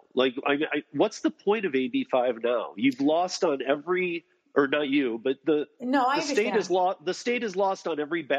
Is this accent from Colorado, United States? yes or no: no; Detroit, Michigan, United States; I was born and raised in Detroit